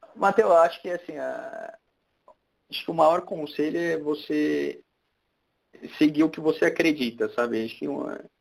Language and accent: Portuguese; São Paulo, Brazil; eu nasci na Barra Funda, depois mudei para Santa Cecília